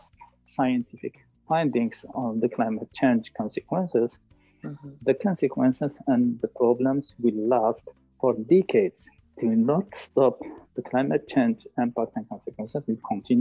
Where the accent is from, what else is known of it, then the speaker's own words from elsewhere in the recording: Algeria; I'm originally from Algeria